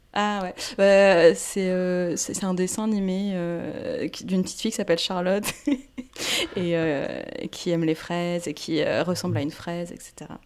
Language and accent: French; France; first language Portuguese and French; also born or lived in Brazil / Quebec; j'ai grandi en France, mais vraiment de culture, euh, plus brésilienne. Euh, à la maison, on parlait portugais